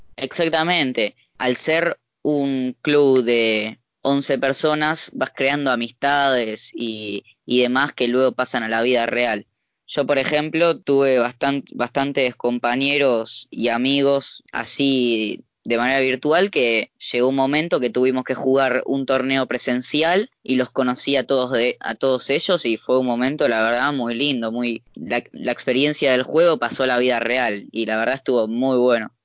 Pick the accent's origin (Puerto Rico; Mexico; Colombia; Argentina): Argentina; los argentinos sí, que somos muy eufóricos